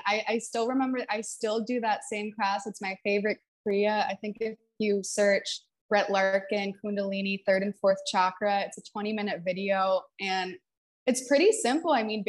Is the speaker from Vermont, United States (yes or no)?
no; New Hampshire, United States; also born or lived in Texas / Seattle; I bopped around the country when I was growing up, but I was born in New Hampshire, and then I moved to Texas for a little bit, moved to Seattle. That's where I went to elementary school, and then I went back to New Hampshire.